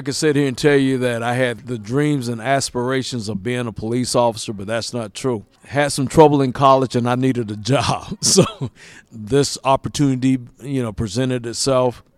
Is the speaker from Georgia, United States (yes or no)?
yes; Lawrenceville, Georgia, United States; I was born and raised here in Lawrenceville